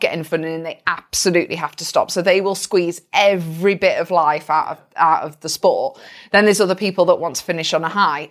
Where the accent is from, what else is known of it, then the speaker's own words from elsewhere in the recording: United Kingdom; I'm British